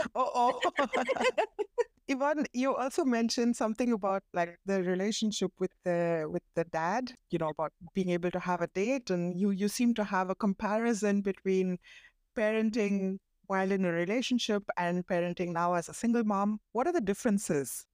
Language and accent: English; India; my husband is German, I'm Indian, and we've grown up, we've been raised very differently